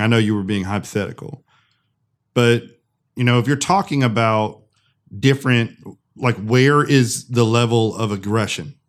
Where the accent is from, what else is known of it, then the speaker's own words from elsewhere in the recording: United States; as an American